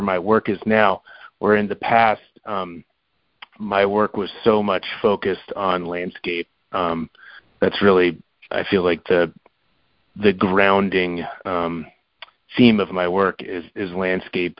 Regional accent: Florida, United States; moved away; also born or lived in New York; I grew up in Florida, so I lived in New York for, you know, quite a while

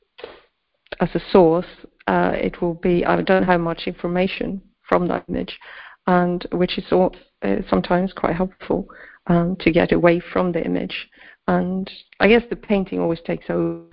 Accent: Sweden; I grew up in Sweden

